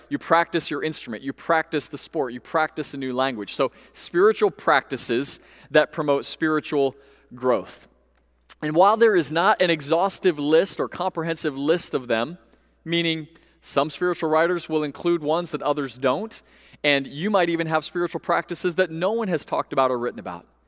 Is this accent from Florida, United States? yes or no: yes; Central Florida, United States; Growing up in Central Florida